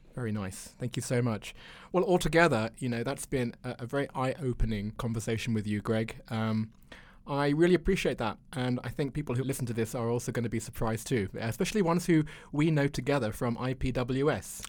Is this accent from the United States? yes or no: no; United Kingdom; I'm a Brit